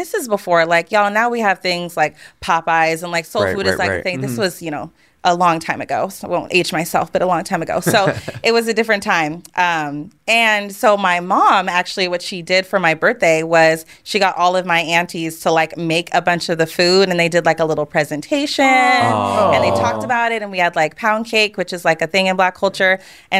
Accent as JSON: {"language": "English", "town": "Spokane", "region": "Washington", "country": "United States", "tie": "born or raised there", "said": "So I'm from Spokane, Washington. So I was the only person of color in my entire elementary school."}